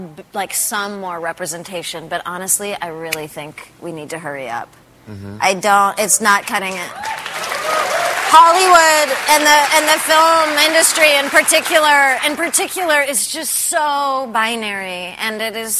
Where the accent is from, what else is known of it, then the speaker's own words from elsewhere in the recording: Canada; I grew up in Canada.